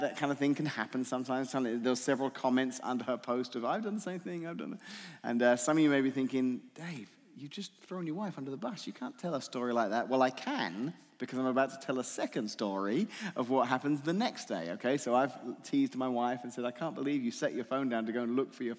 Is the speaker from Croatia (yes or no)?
no; England, United Kingdom; moved away; I'm from England originally